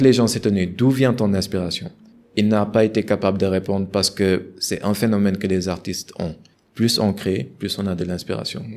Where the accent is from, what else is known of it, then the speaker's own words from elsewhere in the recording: Senegal; en tant que Sénégalais